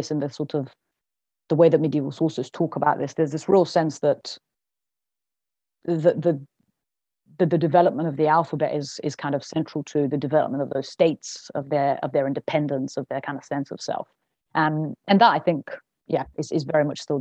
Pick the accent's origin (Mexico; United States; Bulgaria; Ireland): Bulgaria; moved away; I was born in Bulgaria